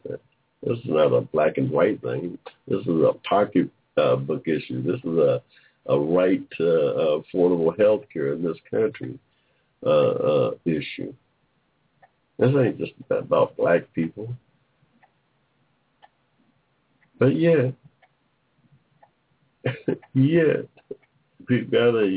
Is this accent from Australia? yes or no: no; Georgia, United States; in Georgia, in my state, in my home state